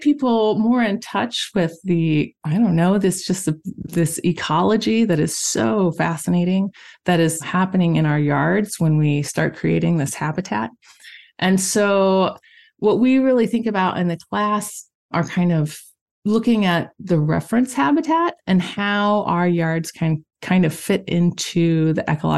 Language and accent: English; Missouri, United States; also born or lived in Michigan / Italy; now in Thetford, United States; I'm originally from Missouri